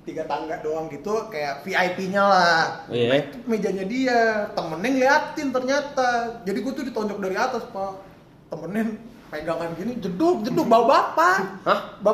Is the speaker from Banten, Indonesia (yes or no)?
no; Jakarta, Indonesia; backgroundnya dari satu wilayah kita kan dari Jakarta semua rata-rata nih